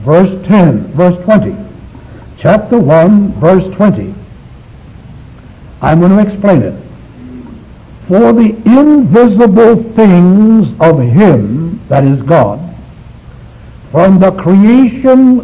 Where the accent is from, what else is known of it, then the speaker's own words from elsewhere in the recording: China; moved away; I was born in China